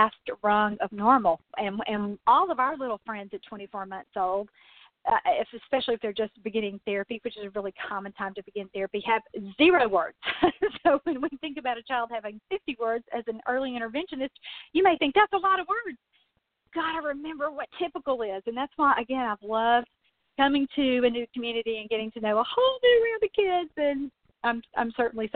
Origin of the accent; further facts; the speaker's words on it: Mississippi, United States; also born or lived in Louisville, Kentucky; now in Kentucky, United States; the town I grew up in Mississippi when I was a little girl